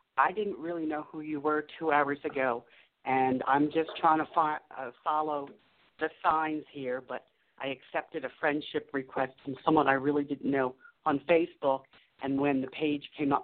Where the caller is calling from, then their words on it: Taos, New Mexico, United States; Well, presently I'm in Taos, New Mexico.